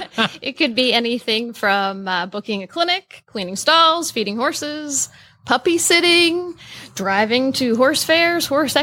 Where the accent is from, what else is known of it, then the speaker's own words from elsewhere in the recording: New Jersey, United States; also born or lived in West Virginia / Michigan; now in Ocala, United States; I grew up riding ponies in South Jersey.